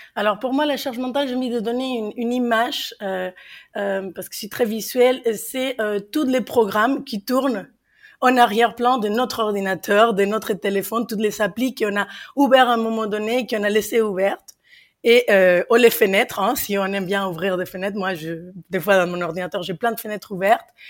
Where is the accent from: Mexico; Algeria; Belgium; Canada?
Mexico; accent: Mexican; French is a second language; moved away as an adult; now in France; vous l'entendez à mon accent, je suis mexicaine en France depuis maintenant 14 ans